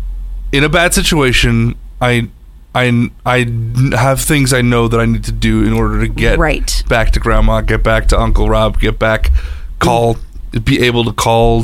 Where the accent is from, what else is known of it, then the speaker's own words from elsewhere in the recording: Michigan, United States; born there; No, I was born in Michigan, but I lived there for half of my childhood.